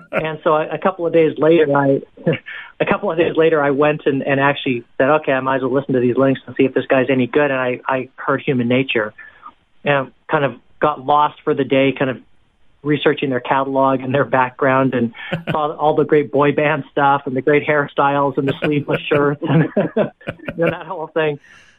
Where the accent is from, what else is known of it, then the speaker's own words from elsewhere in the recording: Hong Kong; also born or lived in Canada / Singapore; now in United States; Yeah, so I'm from Canada originally, and then I actually grew up in Hong Kong and Singapore. My parents were missionaries over there, so I kind of had this gypsy lifestyle.